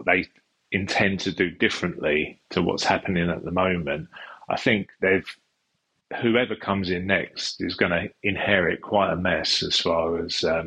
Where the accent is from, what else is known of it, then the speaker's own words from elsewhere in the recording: Epping Forest, East of England, United Kingdom; also born or lived in London; I was born in London, but brought up in Epping Forest, which is part of the Lee Valley.